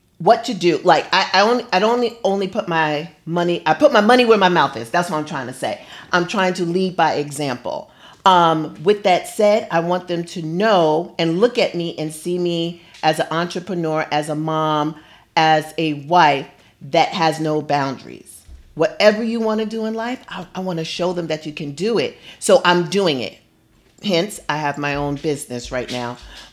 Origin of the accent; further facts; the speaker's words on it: New York City, New York, United States; moved away as an adult; now in Los Angeles, United States; I reign from Brooklyn, New York, born and raised